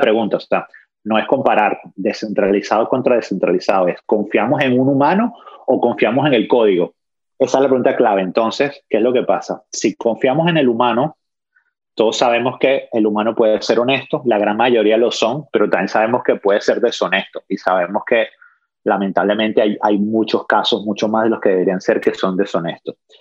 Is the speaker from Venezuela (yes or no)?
yes; Caracas, Capital District, Venezuela; moved away as an adult; also born or lived in Australia; Yo estudié primaria, secundaria y, y los primeros años de universidad en Caracas